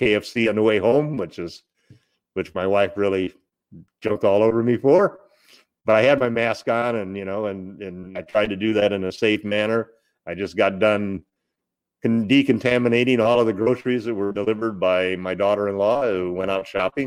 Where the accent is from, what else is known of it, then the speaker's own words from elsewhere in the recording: Monrovia, California, United States; I grew up in the San Gabriel Valley down in Southern California, in Monrovia, Arcadia area, right up next to the San Gabriel Mountains.